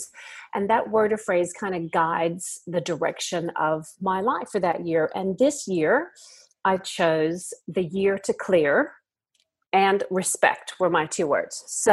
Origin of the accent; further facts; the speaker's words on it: United States; moved away as an adult; now in Australia; I'm from America originally, but I've lived in Australia now for half of my life